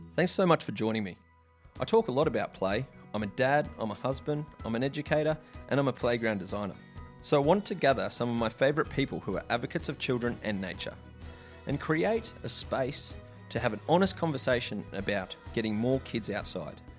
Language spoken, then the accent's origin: English; Brisbane, Queensland, Australia; growing up in Brisbane briefly and then moving to the coast